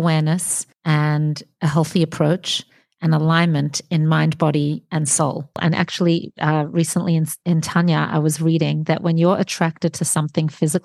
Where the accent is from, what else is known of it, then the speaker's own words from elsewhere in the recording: Australia; We're both Australian, actually, Jackie